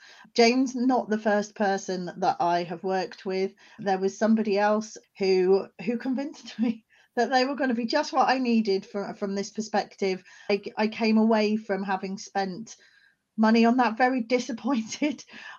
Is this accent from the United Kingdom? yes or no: yes; England, United Kingdom; also born or lived in Scotland; now in South Wales, United Kingdom; I'm not from South Wales originally, but I have also lived, I'm from England originally, and I've also lived in Scotland. So I've lived in many different areas around the UK.